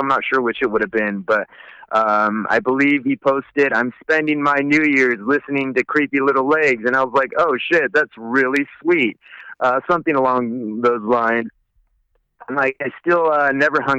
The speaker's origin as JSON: {"language": "English", "town": "Woodland", "region": "California", "country": "United States", "tie": "born or raised there", "said": "we're both from Woodland. We originally knew each other in like second grade"}